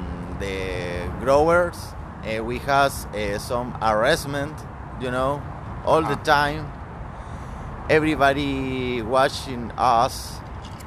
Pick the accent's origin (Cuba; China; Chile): Chile; English is a second language; moved away as an adult; also born or lived in Covelo, California; now in United States; I come from Chile. I come to USA looking for some job opportunity